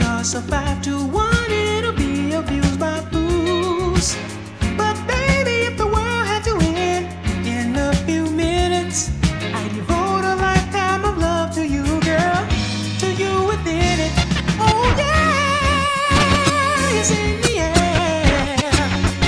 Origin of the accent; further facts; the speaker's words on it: Panama; moved away; also born or lived in Colombia; yo nací en Panamá, but my dad's Colombian